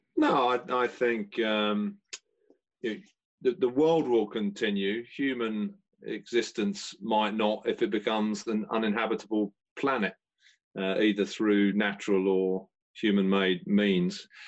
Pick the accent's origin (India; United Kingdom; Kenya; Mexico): United Kingdom; London; I grew up in South Croydon